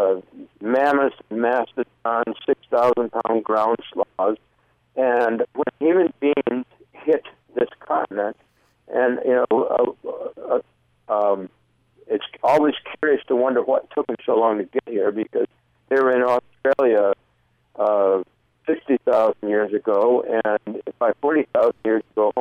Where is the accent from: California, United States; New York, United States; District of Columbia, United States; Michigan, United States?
Michigan, United States; moved away; I grew up in Michigan